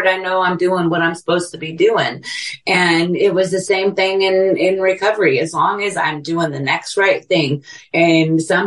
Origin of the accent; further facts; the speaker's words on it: California, United States; now in Texas, United States; I'm from California, both my kids living here in Texas with me